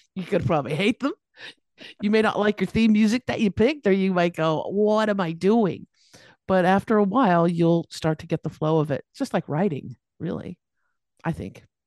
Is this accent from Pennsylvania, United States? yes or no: no; Los Angeles, California, United States; moved away as an adult; now in Australia; I'm here in Australia now, and I, but I was born and raised in California, Los Angeles